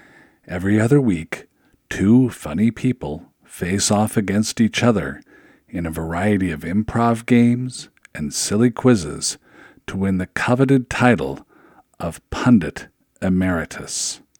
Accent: Seattle, Washington, United States; I grew up in Seattle.

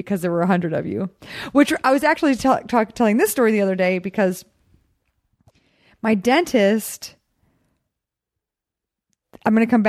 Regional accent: Texas, United States; also born or lived in Glendale; I'm from Texas.

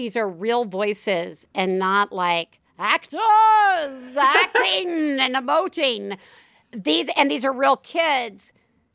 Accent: the South, United States; I am from the South and I grew up with ghosts

